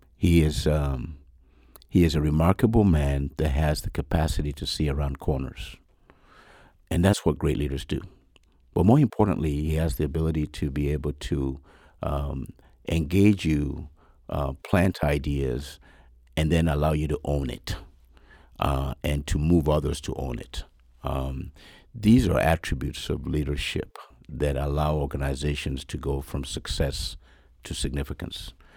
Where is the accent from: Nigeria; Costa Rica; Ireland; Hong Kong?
Nigeria; moved away; I was born in Nigeria, yes, many years ago